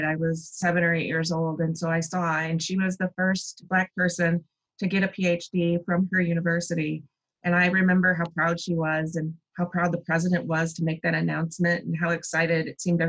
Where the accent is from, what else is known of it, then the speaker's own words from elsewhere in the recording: Grand Rapids, Michigan, United States; also born or lived in Chicago, Illinois / Indianapolis, Indiana; I was born in Chicago, Illinois, and my parents very quickly moved to Grand Rapids, Michigan